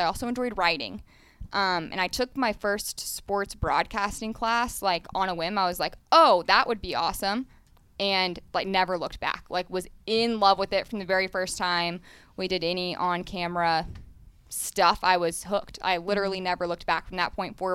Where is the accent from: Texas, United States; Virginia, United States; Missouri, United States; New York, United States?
Texas, United States; Dallas; also born or lived in St. Louis / Fayetteville, Arkansas; now in Las Vegas, United States; I'm from Dallas